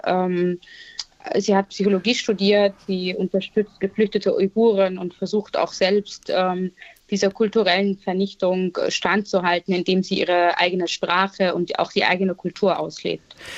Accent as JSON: {"language": "German", "region": "Vienna", "country": "Austria", "tie": "born or raised there", "said": "ich bin in Wien geboren, als Kind äh, ägyptischer Eltern und habe leider schon in sehr jungen Jahren viel Rassismus und Diskriminierung erlebt, vor allem auch in der Schulzeit"}